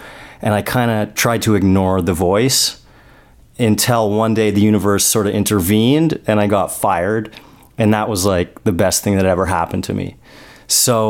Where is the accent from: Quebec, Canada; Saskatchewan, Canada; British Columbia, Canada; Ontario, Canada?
Ontario, Canada; Toronto; moved away as an adult; now in Los Angeles, United States; I'm from Toronto